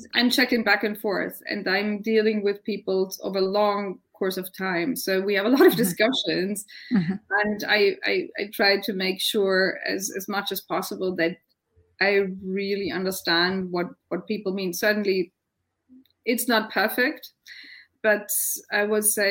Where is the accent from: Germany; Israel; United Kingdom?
Germany; I come from Germany